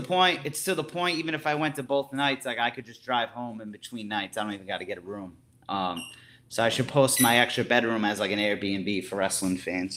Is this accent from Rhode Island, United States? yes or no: yes; Providence, Rhode Island, United States; Providence, Rhode Island. You know, my hometown